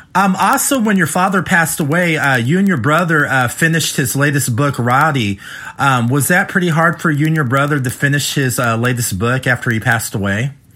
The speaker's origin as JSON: {"language": "English", "region": "Midwest", "country": "United States", "tie": "born or raised there", "also_born_or_lived": "West Coast", "said": "I live in the Midwest, but um, you know I grew up out in the West Coast as well. Most of my life in the Midwest"}